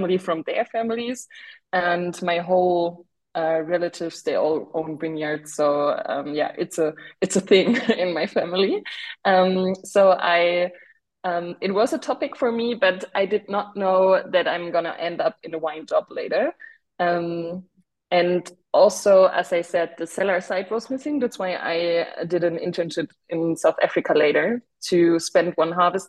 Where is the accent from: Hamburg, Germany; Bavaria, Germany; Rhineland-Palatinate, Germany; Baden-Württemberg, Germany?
Baden-Württemberg, Germany; Markelsheim; I grew up with wine back home. Back home means in Markelsheim, a small village in the north of Württemberg, located in a region which is called Taubertal.